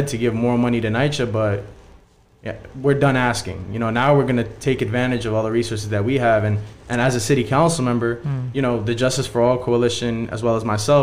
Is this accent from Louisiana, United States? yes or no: no; New York City, New York, United States; I'm a kid from Ravenswood, and I've grown up around people